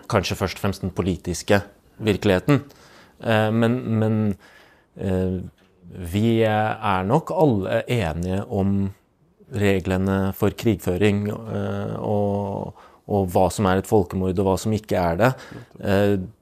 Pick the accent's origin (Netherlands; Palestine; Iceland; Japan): Palestine; now in Norway; som både palestiner og menneske med tro på rettferdighet